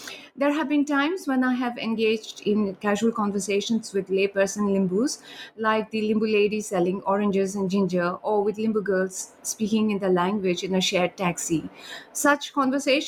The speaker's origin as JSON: {"language": "English", "country": "India", "also_born_or_lived": "Sikkim, India"}